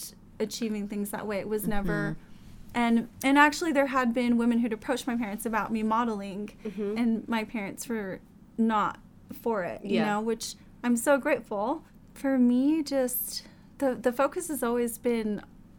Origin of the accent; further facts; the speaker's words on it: Laie, Hawaii, United States; moved away as an adult; I grew up in La'ie, Hawaii, the small little town on the north shore of Oahu.